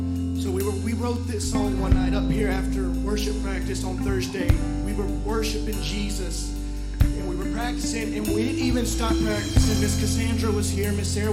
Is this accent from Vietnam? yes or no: no; Mexico; moved away; growing up in Mexico and leaving, you know, they want to know, why is this white person in this place?